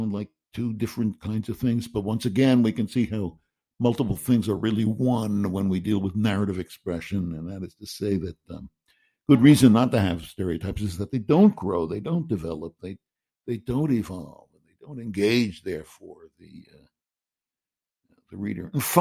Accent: New York City, New York, United States; I'm a Jew from Queens.

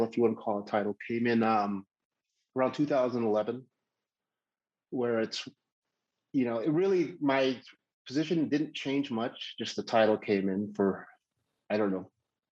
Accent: Midwest, United States; You know, growing up in the Midwest, 90% humidity at 78 degrees is still not comfortable.

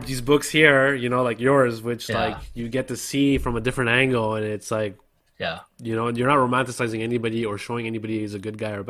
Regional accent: Canada; I grew up in Canada and Western civilization

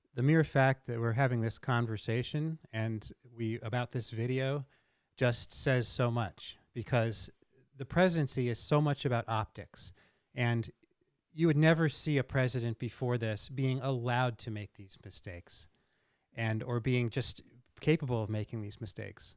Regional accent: Delaware, United States; I grew up in Delaware

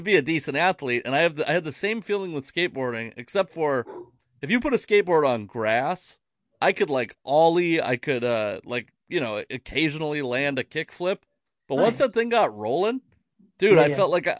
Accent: the Northwest, Pacific Northwest, United States; I'm I'm fat and from the Northwest

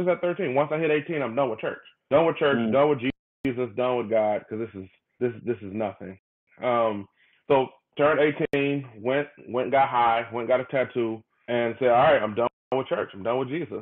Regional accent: Detroit, Michigan, United States; born and raised in Detroit, Michigan, northwest side of Detroit

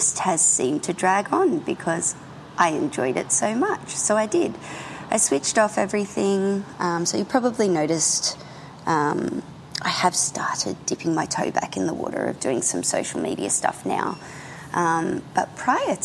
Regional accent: Australia; I'm an Australian contemporary painter

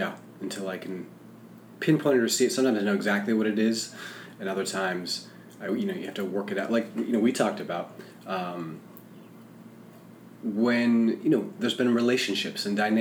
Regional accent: Rutland, Vermont, United States; I grew up in Vermont. I grew up in Rutland, Vermont. Small bucolic town, small bucolic state.

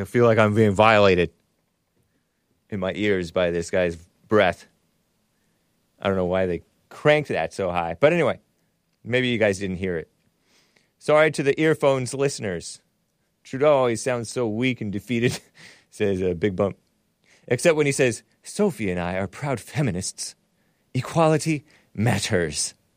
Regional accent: West Covina, California, United States; I'm from Southern California. I was born in West Covina.

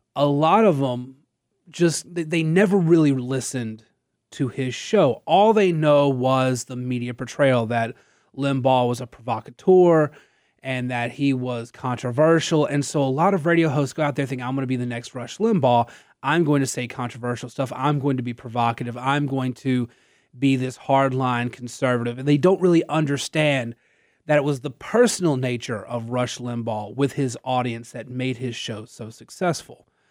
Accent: Natchitoches, Louisiana, United States; I was born and raised in Natchitoches

